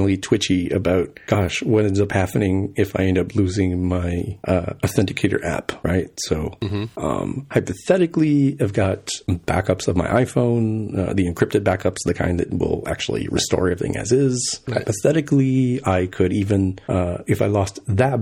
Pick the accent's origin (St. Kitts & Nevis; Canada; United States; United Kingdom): United States; Texas; I'm from Texas